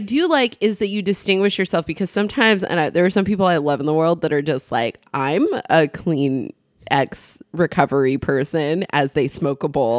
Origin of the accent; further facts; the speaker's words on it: Ione, California, United States; I have a bit where I talk about growing up in Ione.